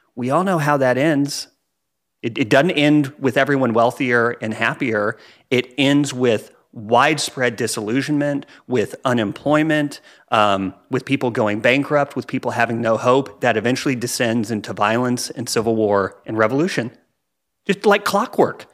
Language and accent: English; United States; as American